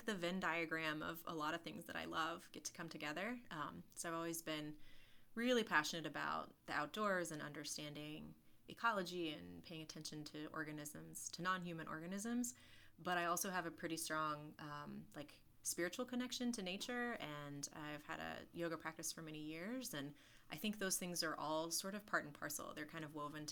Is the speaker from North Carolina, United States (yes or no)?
yes; Burnsville, North Carolina, United States; also born or lived in Chapel Hill, North Carolina / Colorado / Europe / Guatemala; I'm actually from Burnsville, which is a teenier little town further north in the mountains